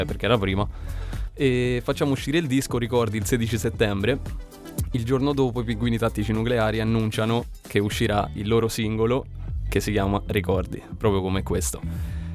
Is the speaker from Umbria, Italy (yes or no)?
yes; Todi, Umbria, Italy; Veniamo da Todi